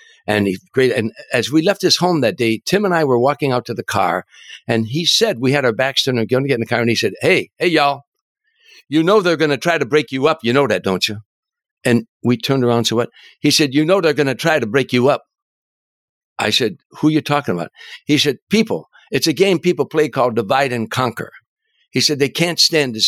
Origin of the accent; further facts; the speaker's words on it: Harvey, Illinois, United States; my hometown, Harvey, Illinois